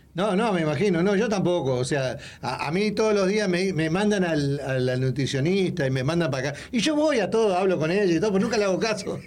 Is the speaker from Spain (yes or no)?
no; Uruguay; moved away; de Latinoamérica, de Uruguay